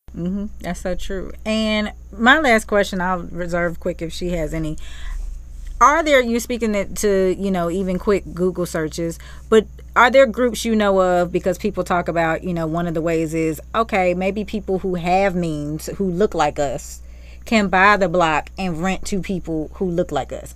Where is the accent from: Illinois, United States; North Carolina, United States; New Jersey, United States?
North Carolina, United States; Charlotte; growing up in Charlotte, you just knew, as a kid